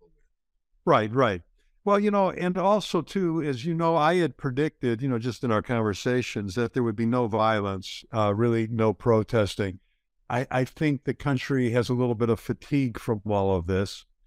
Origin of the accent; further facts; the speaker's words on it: Chicago, Illinois, United States; growing up in Chicago